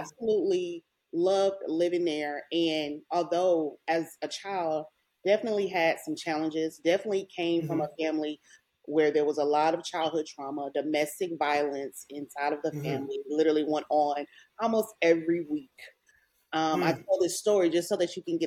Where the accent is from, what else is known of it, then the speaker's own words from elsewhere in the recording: Channelview, Texas, United States; I'm from Houston, I was, you know, raised in a suburb outside of Houston. It's Channelview